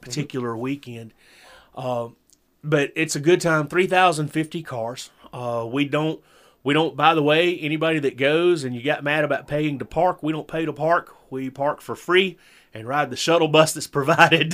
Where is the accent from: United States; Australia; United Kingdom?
United States; the South; born and raised in the South